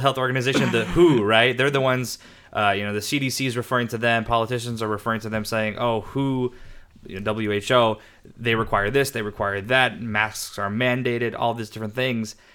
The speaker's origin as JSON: {"language": "English", "country": "United States", "tie": "born or raised there", "said": "I was born in the States"}